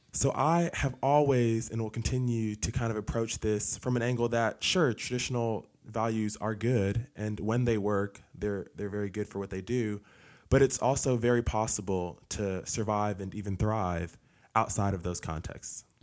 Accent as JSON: {"language": "English", "town": "Newark", "region": "New Jersey", "country": "United States", "tie": "born or raised there", "also_born_or_lived": "Tennessee", "moved": "as an adult", "lives_now": "Cleveland, Tennessee, United States", "said": "I grew up in New Jersey in a single parent household"}